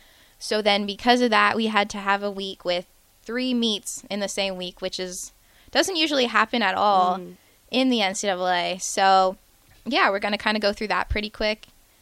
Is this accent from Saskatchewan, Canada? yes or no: no; Cambridge, Ontario, Canada; now in Lincoln, United States; we are both from a city called Cambridge, but she is Cambridge in the UK, and I'm Cambridge in Canada.